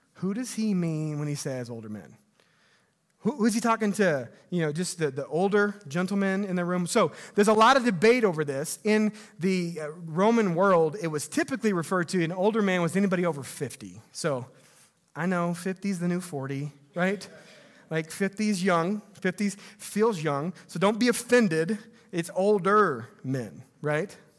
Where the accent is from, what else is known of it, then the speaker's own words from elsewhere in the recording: Missouri, United States; growing up in Missouri